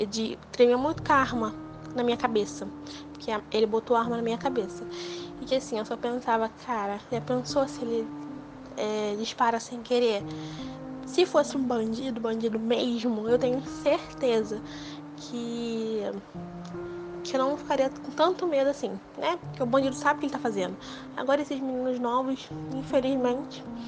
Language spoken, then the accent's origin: Portuguese; Rio de Janeiro, Brazil; eu sou do Rio de Janeiro